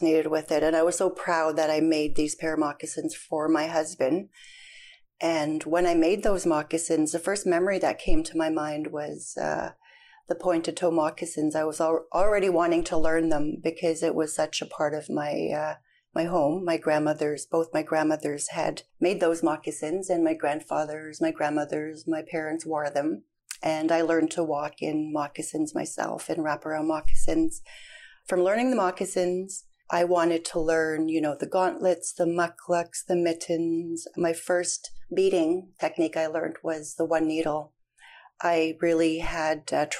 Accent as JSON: {"language": "English", "town": "Norway House", "region": "Manitoba", "country": "Canada", "tie": "born or raised there", "said": "I was born and raised in Norway House, Manitoba."}